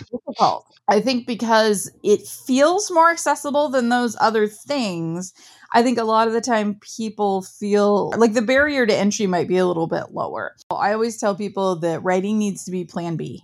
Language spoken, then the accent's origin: English; Midwest, United States; I grew up in the Midwest